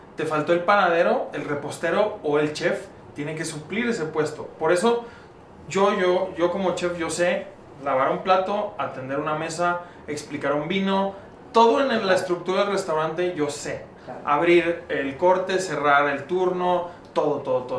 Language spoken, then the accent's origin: Spanish; León, Guanajuato, Mexico; moved away; also born or lived in Monterrey; yo soy originario de León, Guanajuato